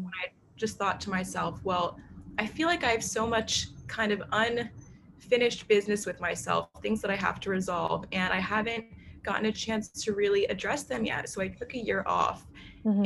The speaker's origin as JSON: {"language": "English", "town": "New York City", "region": "New York", "country": "United States", "tie": "born or raised there", "also_born_or_lived": "Nashville, Tennessee", "said": "I grew up in New York City."}